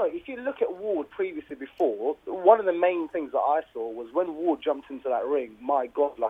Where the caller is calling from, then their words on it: Essex, East of England, United Kingdom; I'm calling from Essex.